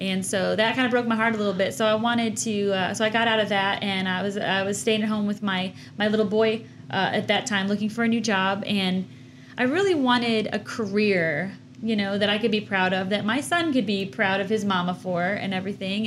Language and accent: English; Chicago, Illinois, United States; moved away as an adult; now in Georgia, United States; I'm born and raised in Chicago